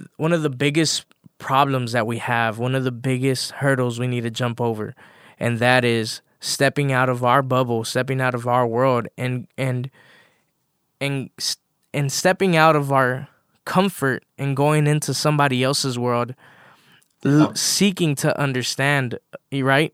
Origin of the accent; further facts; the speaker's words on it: Los Angeles, California, United States; I grew up in South LA.